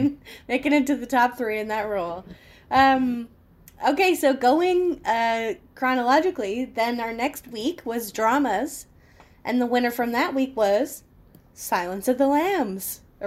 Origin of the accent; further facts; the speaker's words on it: United States; being an American